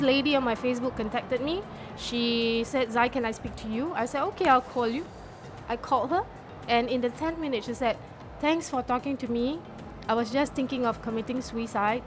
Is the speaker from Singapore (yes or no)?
yes; Singapore; I'm from Singapore